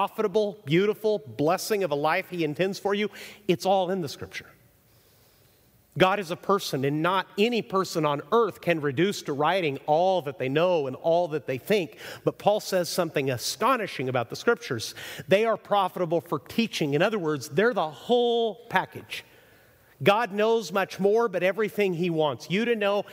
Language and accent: English; Chihuahua, Mexico; moved away; I grew up in Mexico, so I went to Mexican schools my entire life